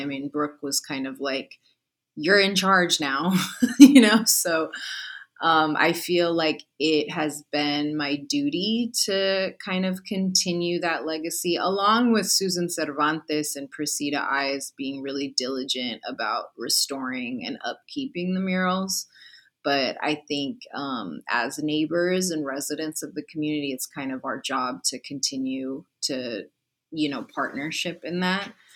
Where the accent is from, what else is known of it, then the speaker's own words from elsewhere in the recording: San Francisco, California, United States; born and raised in the Mission District